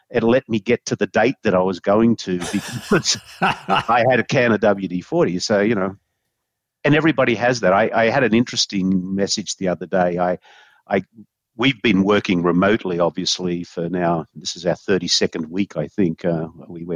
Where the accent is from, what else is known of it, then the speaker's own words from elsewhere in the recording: Australia; moved away; when I grew up in Australia